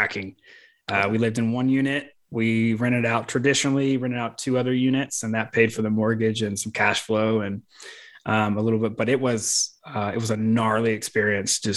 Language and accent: English; Mississippi, United States; moved away as an adult; also born or lived in California; I'm from Mississippi